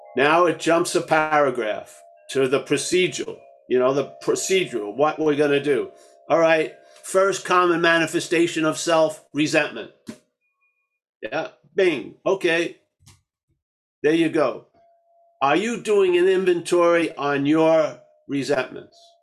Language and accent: English; United States; I grew up in America. I've learned English in this way